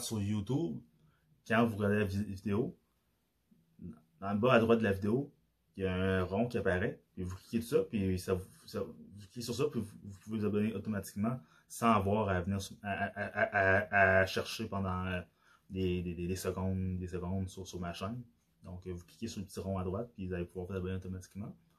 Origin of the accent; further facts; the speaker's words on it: Quebec, Canada; accent: Québécois; vu que j'ai l'accent québécois, que j'ai grandi au Québec. Je suis pas né au Québec, mais j'ai grandi au Québec